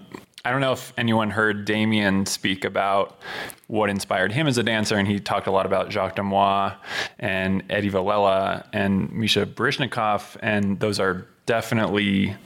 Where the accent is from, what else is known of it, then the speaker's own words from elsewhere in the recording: Southern California, United States; growing up in Southern California